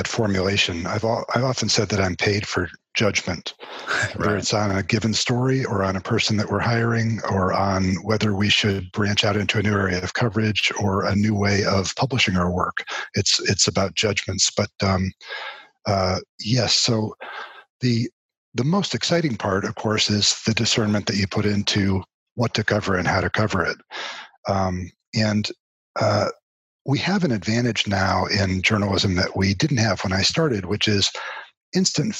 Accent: Connecticut, United States; moved away as an adult; also born or lived in Boston, United States / Miami, United States / St. Petersburg, Florida, United States; now in Dallas, United States; I am originally from Connecticut and grew up there.

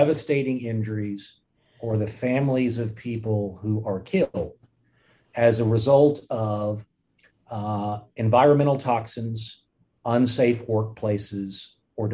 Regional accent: Fort Worth, Texas, United States; moved away as an adult; also born or lived in upstate New York; I grew up in Fort Worth, Texas.

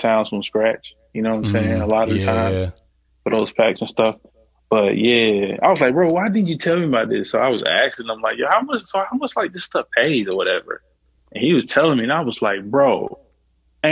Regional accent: Alabama, United States; I'm from the South, I'm from Alabama

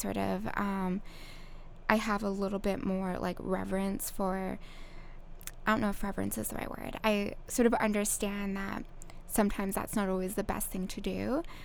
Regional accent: Okanagan, British Columbia, Canada; moved away as an adult; also born or lived in Vancouver, Canada / Tofino, Canada; now in Kauai, United States; I'm Canadian. Mm. I grew up in the Okanagan

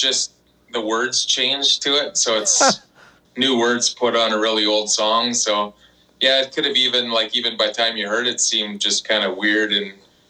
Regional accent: Canada; we're from Canada.

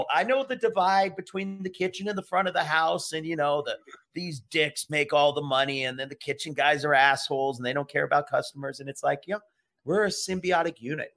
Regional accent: Honolulu, Hawaii, United States; moved away; also born or lived in Seattle, Washington / Maine / Baltimore, Maryland; I got into a place in Hawaii right down the street from my house where I grew up in near Honolulu in an area called Hawaii Kai.

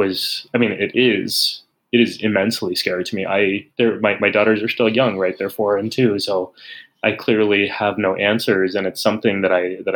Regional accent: San Antonio, Texas, United States; moved away; I grew up in San Antonio

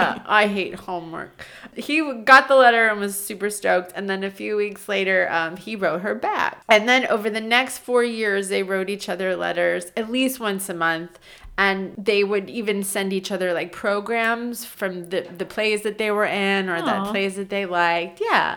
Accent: New York, United States; So was I, but in New York. I was 14 in 1994.

